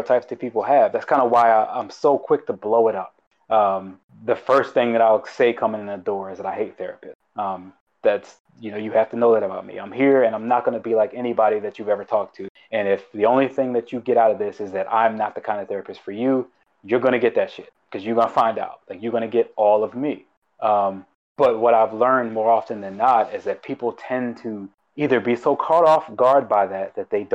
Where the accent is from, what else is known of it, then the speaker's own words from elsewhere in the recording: Baltimore, Maryland, United States; moved away as an adult; I grew up in Baltimore City in the middle of the hood